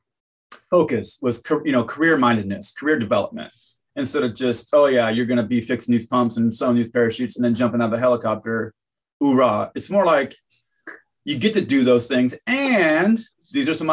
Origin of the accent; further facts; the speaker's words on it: Idaho, United States; I'm from Idaho. Like I'm from the Northwest